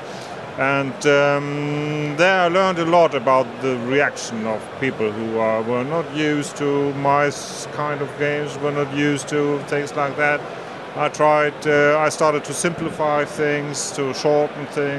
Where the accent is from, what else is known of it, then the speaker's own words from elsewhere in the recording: Hamburg, Germany; I was born in Hamburg, I live in Hamburg, and I will die in Hamburg